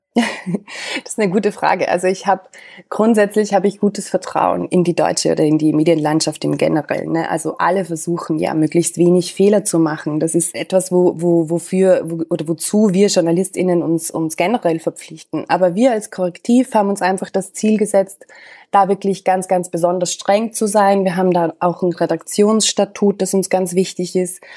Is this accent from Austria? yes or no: yes; Austria; moved away as an adult; also born or lived in Vienna; now in Berlin, Germany; Ich bin, das hörst du vielleicht, ich bin Österreicherin.